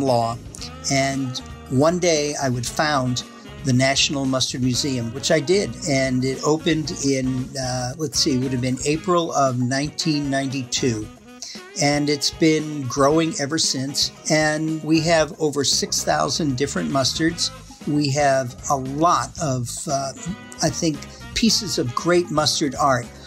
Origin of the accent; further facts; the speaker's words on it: Massachusetts, United States; also born or lived in Wisconsin; now in Middleton, United States; I'm originally from Massachusetts